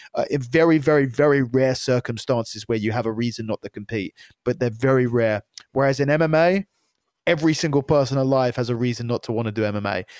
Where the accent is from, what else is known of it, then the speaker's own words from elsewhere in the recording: United Kingdom; I was the first ever Brit to qualify for the A D C C.